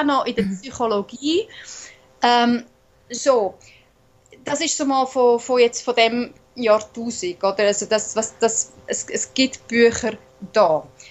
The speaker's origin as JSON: {"language": "German", "country": "Switzerland", "accent": "Swiss German", "first_language": "Swiss German", "said": "auf Schweizerdeutsch, also in meiner wirklich so, wie die Sprache gewachsen ist in mir, meiner Muttersprache"}